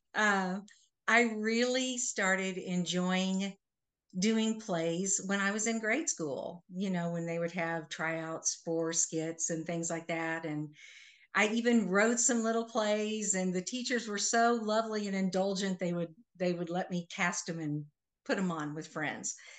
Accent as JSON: {"language": "English", "town": "Manhattan", "region": "Kansas", "country": "United States", "tie": "born or raised there", "said": "I am originally from Manhattan, Kansas"}